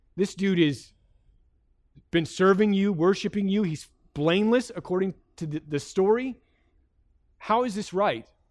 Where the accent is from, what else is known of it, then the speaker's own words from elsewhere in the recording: United States; as an American